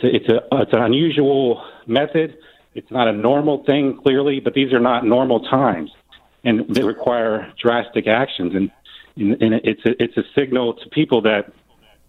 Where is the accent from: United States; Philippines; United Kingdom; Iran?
United States; Florida; I'm a second generation Floridian